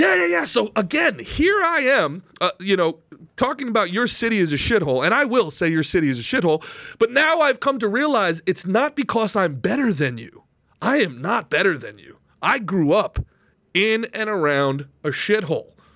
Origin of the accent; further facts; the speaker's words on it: Old Bridge, New Jersey, United States; also born or lived in Brooklyn, New York; my family moved out of Brooklyn when I was young, like everybody else, and we, and I grew up in a town called Old Bridge, New Jersey